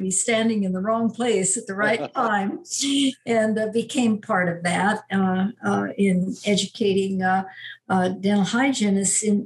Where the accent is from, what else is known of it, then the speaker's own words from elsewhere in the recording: Pasadena, California, United States; I was born and reared in Southern California. I was born in Pasadena.